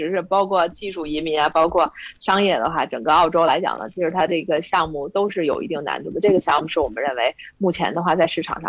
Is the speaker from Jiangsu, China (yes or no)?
no; Beijing, China; 从资产上来讲的话，对于咱们北京人来讲的话，一想可能就是不到一套房，是吧？